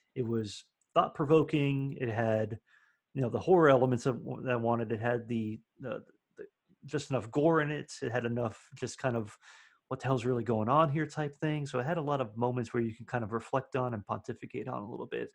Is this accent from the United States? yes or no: yes; Miami, Florida, United States; now in Nashville, United States; I'm from Florida originally, so I would get Gulf oysters all the time, being in like the Miami area. So I grew up eating